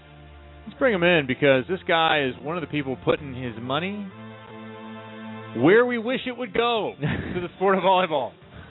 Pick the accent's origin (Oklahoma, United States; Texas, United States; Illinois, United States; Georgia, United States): Illinois, United States; Chicago; being from there